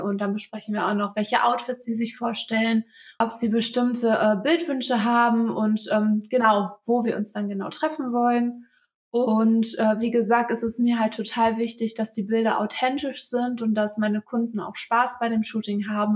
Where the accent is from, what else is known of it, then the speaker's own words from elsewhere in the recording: Velbert, North Rhine-Westphalia, Germany; ich bin 26 Jahre alt und ich komme aus Felbert. Ähm, das liegt im Kreis Mettmann